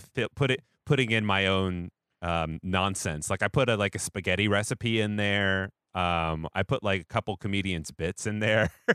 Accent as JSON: {"language": "English", "town": "Seattle", "region": "Washington", "country": "United States", "also_born_or_lived": "Portland, Oregon", "moved": "yes", "said": "I'm from Seattle where we have Dick's Hamburgers"}